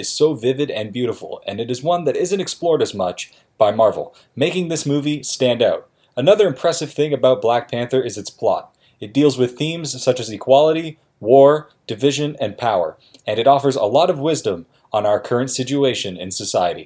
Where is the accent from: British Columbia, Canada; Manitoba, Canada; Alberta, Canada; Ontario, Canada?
Ontario, Canada; Milton; moved away as an adult; now in Oshawa, Canada; I'm originally from Milton, Ontario.